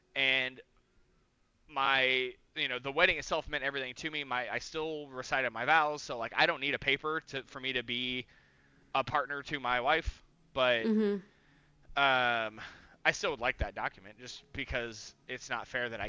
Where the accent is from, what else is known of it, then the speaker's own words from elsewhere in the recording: Mexico; born there; Because, like, yes, I was born in Mexico, but both my parents are just U.S. citizen born. Like, my dad's from Texas and my mom's from Tennessee, so, like, I'm just in a weird situation.